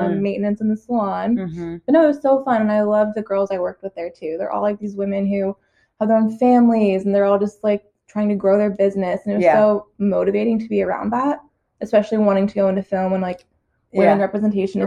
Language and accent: English; Denver, Colorado, United States; moved away as an adult; also born or lived in Broomfield, Colorado; now in Los Angeles, United States; I grew up in Denver, Colorado